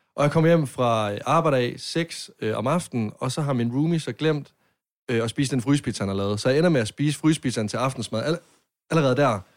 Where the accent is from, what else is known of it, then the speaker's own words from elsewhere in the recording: Varde, Southern Denmark, Denmark; Jeg er fra Varde